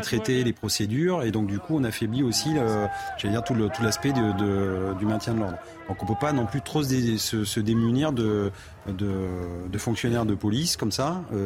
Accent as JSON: {"language": "French", "town": "Périgueux", "region": "Nouvelle-Aquitaine", "country": "France", "said": "je suis de Périgueux"}